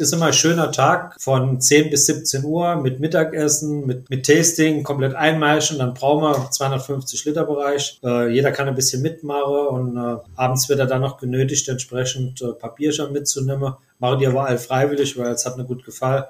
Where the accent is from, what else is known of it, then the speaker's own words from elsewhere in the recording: Saarland, Germany; bei uns im Saarland